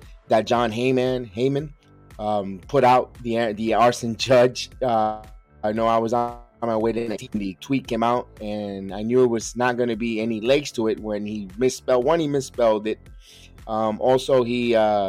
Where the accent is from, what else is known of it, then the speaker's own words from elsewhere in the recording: New York City, New York, United States; me being a kid born and raised in the South Bronx